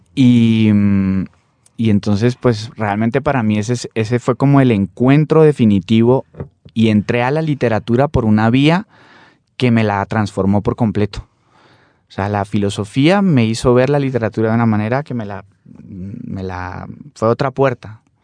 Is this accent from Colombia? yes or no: yes; Popayán, Cauca, Colombia; also born or lived in Cali; yo nací en Popayán, viví muchos años en Popayán, pero de manera salteada también pero siempre por la familia de mi padre que son caleños, yo pues también incluso viví en Cali también un tiempo